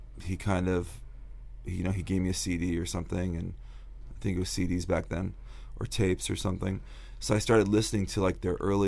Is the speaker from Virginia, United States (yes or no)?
no; Covina, California, United States; also born or lived in Jordan / New York; now in Monrovia, United States; we went to Covina